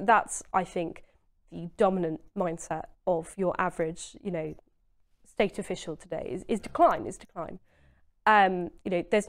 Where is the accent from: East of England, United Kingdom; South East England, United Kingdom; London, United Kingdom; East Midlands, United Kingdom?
East of England, United Kingdom; Maldon; also born or lived in Southend; I'm an Essex girl, {S0} Yeah. {S1} But I lived in Maldon, which is a small town in North Essex.